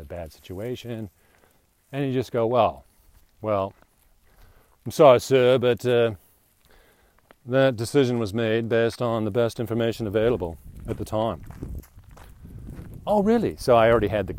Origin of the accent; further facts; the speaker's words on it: England, United Kingdom; I'm English